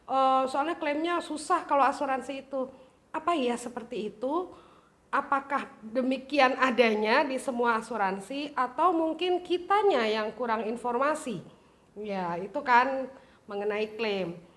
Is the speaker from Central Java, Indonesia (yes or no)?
no; Jakarta, Indonesia; kita lahir besar ya, lahir besar di Jakarta